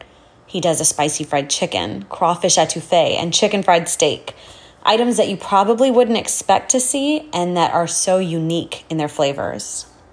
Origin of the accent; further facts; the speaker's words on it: Mumbai, Maharashtra, India; now in Houston, United States; I was born in Mumbai.